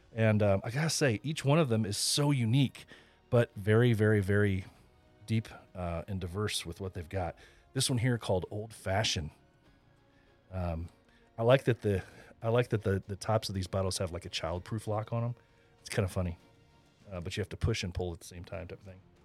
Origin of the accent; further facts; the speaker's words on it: Indiana, United States; my home state, Indiana